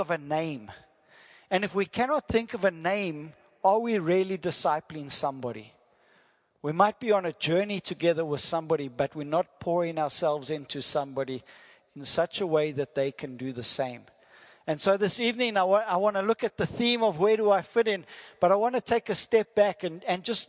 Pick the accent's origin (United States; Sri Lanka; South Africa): South Africa; first language English; I'm from South Africa, and that is my wife, Lynette G.